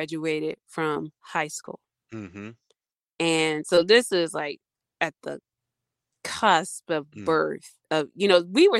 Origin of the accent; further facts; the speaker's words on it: Baltimore, Maryland, United States; moved away as an adult; also born or lived in Storm Lake, Iowa; I'm from Baltimore